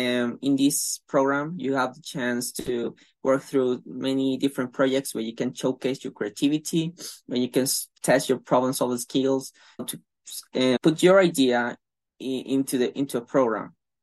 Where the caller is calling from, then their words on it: Venezuela; I'm calling from Venezuela, and I'm a student in the Bachelor of Science, Computer Science offered by University of London